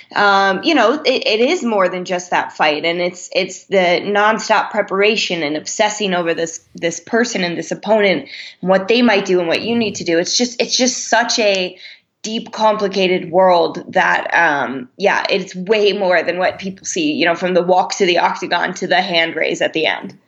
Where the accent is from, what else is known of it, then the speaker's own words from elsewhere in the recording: Lehigh Valley, Pennsylvania, United States; also born or lived in New Jersey; I'm from uh, an area in Pennsylvania, the Lehigh Valley